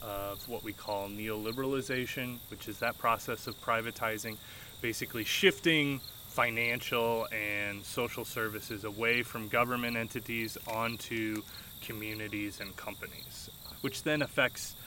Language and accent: English; St. Louis, Missouri, United States; also born or lived in New Zealand; now in Kansas, United States; I'm originally from St. Louis, Missouri